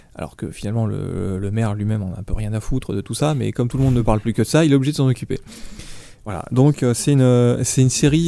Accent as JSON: {"language": "French", "country": "France", "said": "chez nous, chez nous en France"}